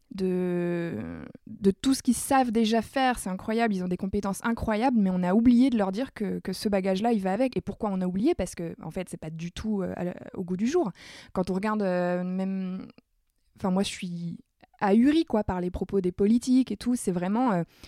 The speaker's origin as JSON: {"language": "French", "area": "Nord", "region": "Hauts-de-France", "country": "France", "said": "je suis ch'ti"}